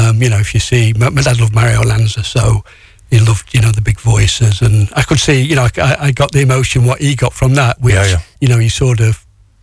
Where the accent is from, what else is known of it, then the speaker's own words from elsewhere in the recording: Kirkby-in-Ashfield, East Midlands, United Kingdom; I'm from Kirkby Nashfield, near Mansfield.